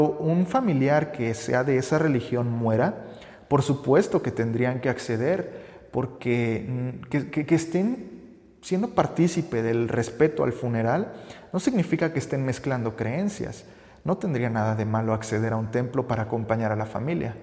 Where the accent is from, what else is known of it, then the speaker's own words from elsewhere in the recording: Mexico; como buenos mexicanos nos encanta conocer la arquitectura de algunos templos católicos